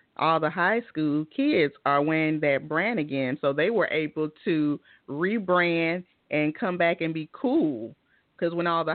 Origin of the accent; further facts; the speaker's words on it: the South, United States; I'm from the South, so we say Fili.